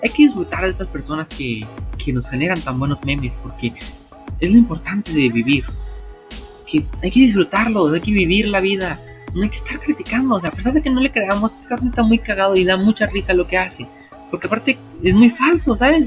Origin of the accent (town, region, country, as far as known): Mexico